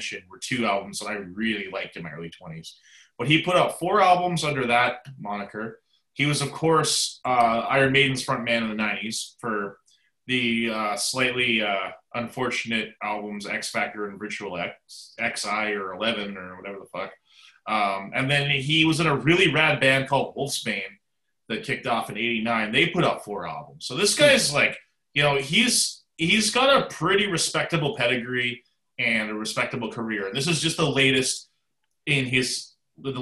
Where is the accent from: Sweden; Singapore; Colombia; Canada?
Canada; moved away; it's from my home country